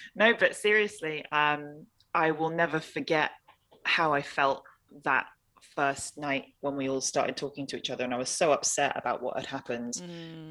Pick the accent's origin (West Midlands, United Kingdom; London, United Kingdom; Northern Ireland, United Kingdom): London, United Kingdom; moved away as an adult; also born or lived in Hong Kong / Scotland; now in Senegal; I was born in Hong Kong, grew up in London, and then when I turned eighteen, I moved to Scotland